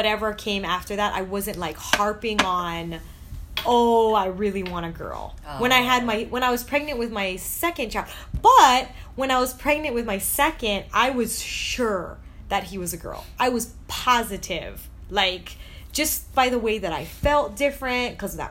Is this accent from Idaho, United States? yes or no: no; Hawaii, United States; accent: Hawaii pidgin; now in Virginia, United States; my Hawaii comes out when I'm with my people